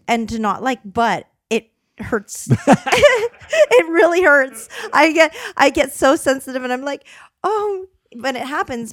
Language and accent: English; Canada; moved away; I grew up in Canada, and I, I'm, I would never go back to that cold